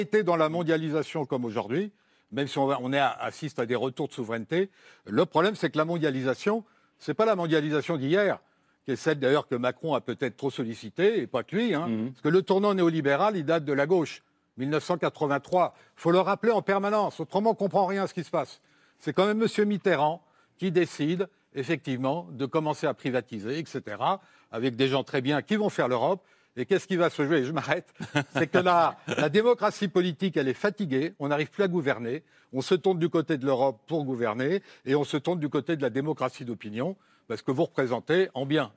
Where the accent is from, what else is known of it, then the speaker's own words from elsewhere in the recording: France; on est français